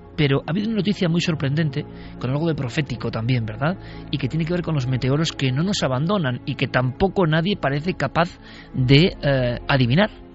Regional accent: Vitoria-Gasteiz, Basque Country, Spain; yo como vitoriano, nací en Vitoria.

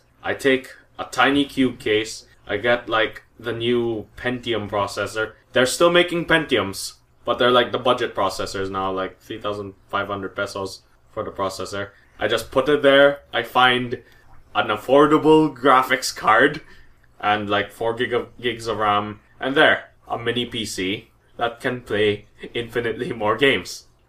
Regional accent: Philippines; I'm Filipino, actively playing as the Japanese in a World War II game.

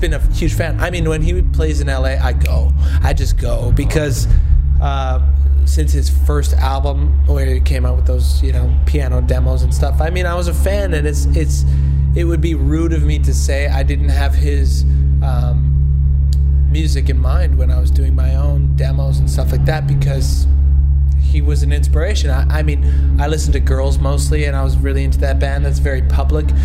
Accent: Canada; accent: Canadian; I am from Canada

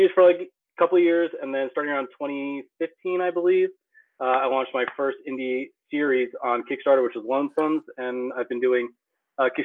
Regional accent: Pennsylvania, United States; I'm from Middle Nowhere, Pennsylvania. I had a strip mall next to my high school

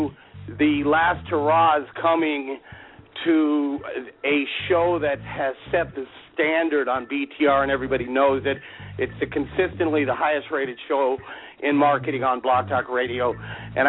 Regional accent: Alaska, United States; I grew up in Alaska

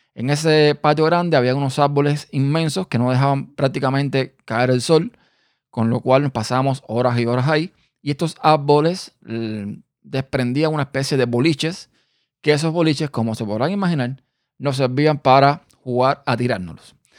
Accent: Havana, Cuba; also born or lived in Pinar del Río, Cuba; yo vivía en el campo, que fue donde yo nací, en una provincia llamada Pinas de Río. Pero yo no viví toda mi vida en ese lugar. Yo después me mudé para La Habana

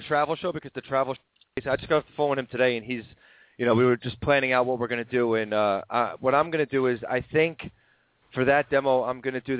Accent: New York, United States; now in Pennsylvania, United States; I'm a New Yorker

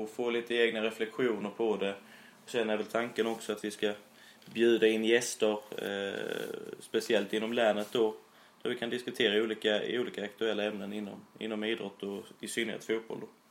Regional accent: Immeln, Skåne, Sweden; accent: Skånska; now in Sölvesborg, Sweden; jag är ju från Immeln, en liten, liten eh

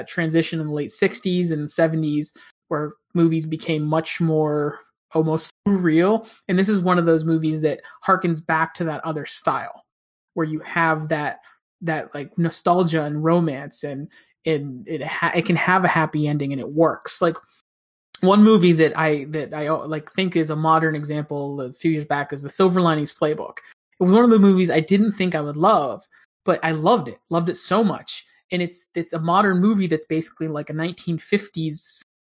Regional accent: between Pittsburgh and Punxsutawney, Western Pennsylvania, United States; moved away; I grew up in Pennsylvania

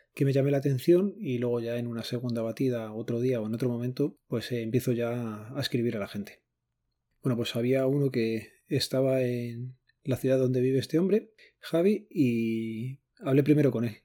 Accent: Spain

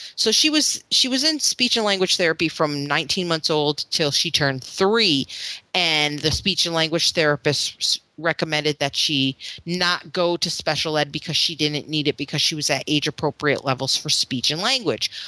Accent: Florida, United States; moved away; I'm from Florida

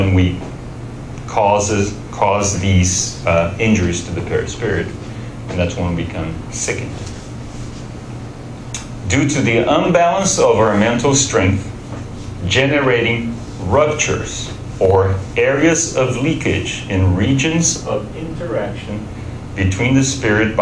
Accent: Brazil; we're all from Brazil

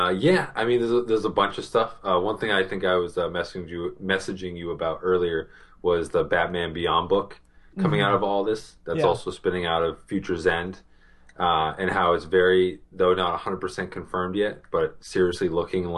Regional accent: Boston, Massachusetts, United States; accent: Boston; my Boston accent keeps coming out

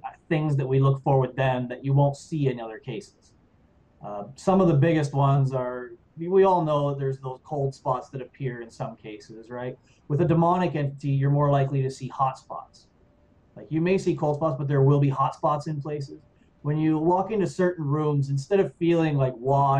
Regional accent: New Brunswick, Canada; now in Ottawa, Canada; I'm from New Brunswick

